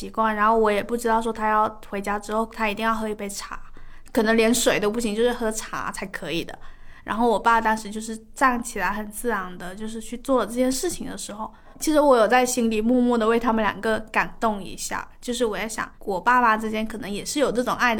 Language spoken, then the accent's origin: Chinese; Guangdong, China; 我妈很喜欢喝烫茶，你低估了潮汕人对烫的就是承受能力。